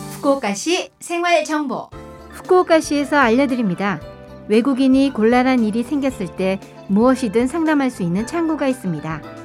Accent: Incheon, South Korea; moved away as an adult; now in Fukuoka, Japan; 인천 출신이고요.

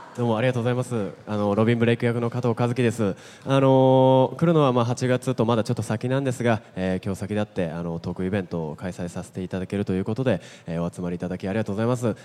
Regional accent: Nagoya, Aichi, Japan; 僕は名古屋生まれなので

